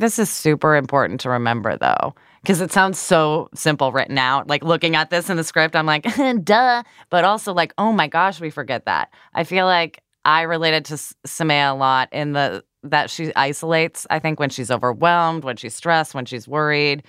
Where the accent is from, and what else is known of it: Midwest, United States; accent: Midwestern